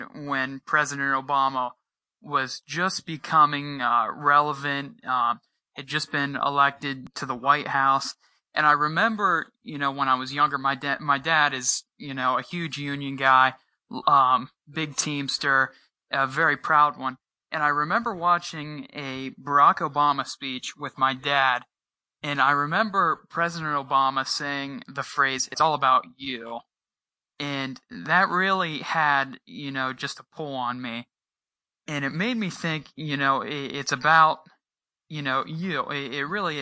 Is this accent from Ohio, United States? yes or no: yes; Uhrichsville, Ohio, United States; I was born and raised in Eurexville. I've lived here all my life